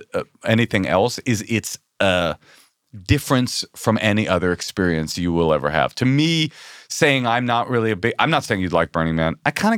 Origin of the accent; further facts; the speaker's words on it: Bay Area, California, United States; I come from the Bay Area and my mom's a fucking hippie. I was raised around naked hippies my entire life.